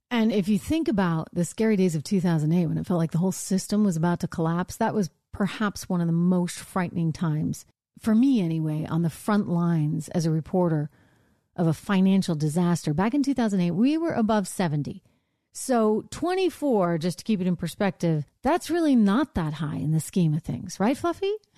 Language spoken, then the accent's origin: English; Northeast, United States; I'm from the Northeast.